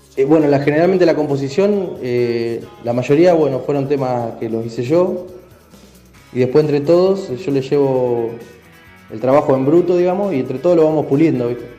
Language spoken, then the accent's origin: Spanish; San Nicolás de los Arroyos, Buenos Aires Province, Argentina; Somos de San Nicolás de los Arroyos, eh, en la provincia de Buenos Aires.